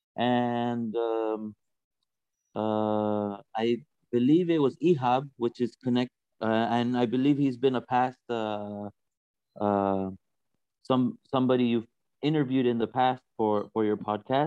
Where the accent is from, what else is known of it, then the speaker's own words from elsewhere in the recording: California, United States; moved away as an adult; now in Berlin, Germany; I'm originally from California with a Latino background